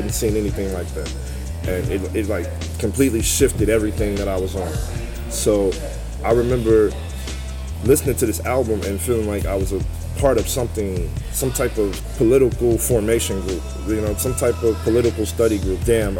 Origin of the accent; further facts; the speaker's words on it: St. Louis, Missouri, United States; I remember being a kid and standing at the corner of Chambers and West Florissant